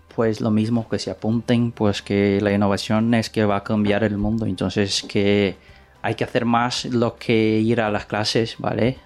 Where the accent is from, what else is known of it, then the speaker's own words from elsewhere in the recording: Brazil; Spanish is a second language; moved away as an adult; now in Valencia, Spain; yo no soy español, yo soy brasileño y vení de Brasil hace nueve meses